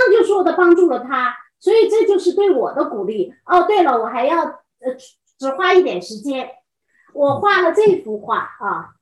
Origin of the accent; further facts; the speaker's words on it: China; moved away as an adult; now in Pennsylvania, United States; 我们中国人